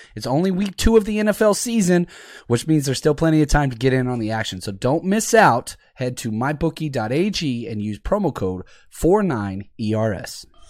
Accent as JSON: {"language": "English", "town": "Dallas", "region": "Texas", "country": "United States", "said": "I'm from Dallas"}